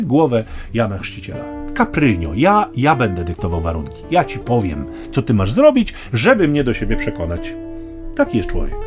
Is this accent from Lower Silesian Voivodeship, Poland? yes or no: no; Sztum, Pomeranian Voivodeship, Poland; ja pochodzę ze Sztumu